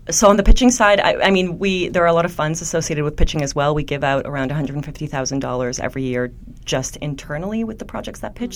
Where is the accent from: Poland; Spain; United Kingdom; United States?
Poland; now in Canada; I grew up in Poland. I'm an immigrant to Canada